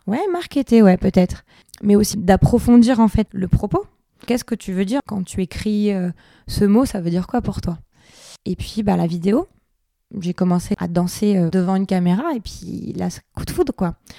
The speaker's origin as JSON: {"language": "French", "town": "Biarritz", "region": "Nouvelle-Aquitaine", "country": "France", "tie": "born or raised there", "moved": "yes", "said": "Je suis originaire de Biarritz"}